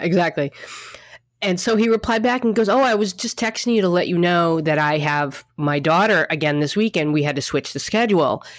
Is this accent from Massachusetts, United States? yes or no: yes; Boston, Massachusetts, United States; now in New York, United States; I'm from Boston.